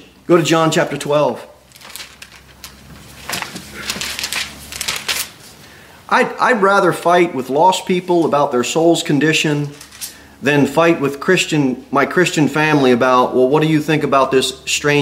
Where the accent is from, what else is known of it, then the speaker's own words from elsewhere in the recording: United States; we were born in America